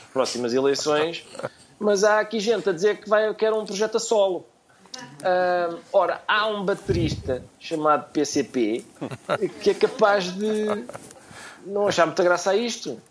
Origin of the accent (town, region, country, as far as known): Portugal